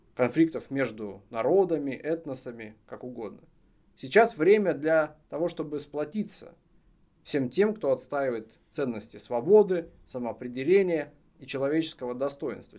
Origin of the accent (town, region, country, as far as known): Russia